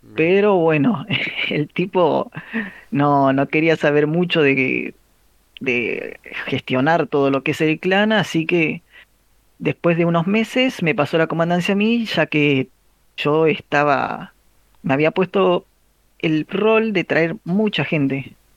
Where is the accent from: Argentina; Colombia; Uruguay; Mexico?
Argentina; la mayoría somos argentinos